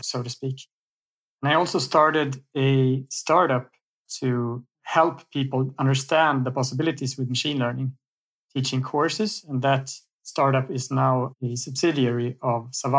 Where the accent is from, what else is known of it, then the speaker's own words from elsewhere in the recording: Sweden; I'm from Sweden